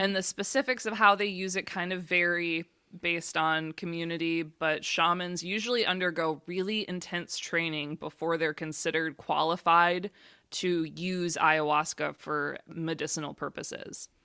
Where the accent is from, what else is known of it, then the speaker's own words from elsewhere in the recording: Michigan, United States; moved away; also born or lived in Florida; I grew up in Michigan